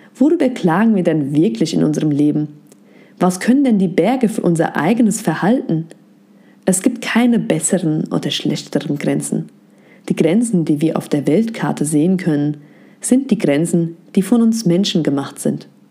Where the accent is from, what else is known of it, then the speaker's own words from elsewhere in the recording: Germany; Ich bin mit meiner Mehrsprachigkeit in Deutschland aufgewachsen